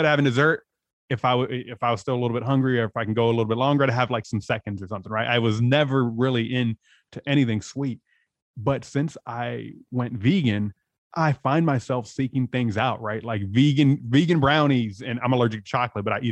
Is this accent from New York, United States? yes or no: no; San Diego, California, United States; moved away as an adult; also born or lived in Los Angeles; I'm from San Diego.